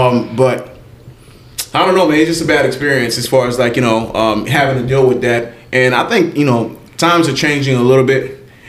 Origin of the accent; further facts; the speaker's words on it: Miami, Florida, United States; was raised in Miami, man.